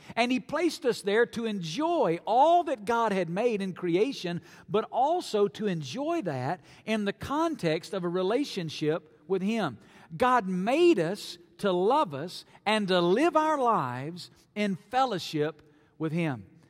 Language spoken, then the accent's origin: English; North Alabama, United States; moved away as an adult; now in Las Vegas, United States; I grew up in North Alabama